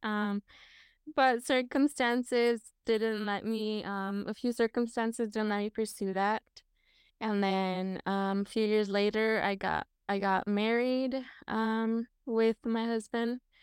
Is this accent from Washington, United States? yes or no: yes; Washington, United States; I was born and raised in Washington State, um, that is currently where I live